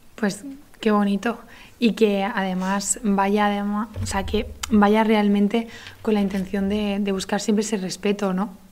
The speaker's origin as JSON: {"language": "Spanish", "town": "Granada", "region": "Andalusia", "country": "Spain", "moved": "yes", "said": "Yo soy de Granada"}